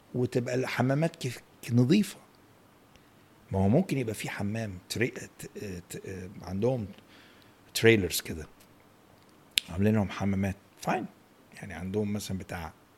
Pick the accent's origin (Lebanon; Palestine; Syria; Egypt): Egypt; احنا هنا مصري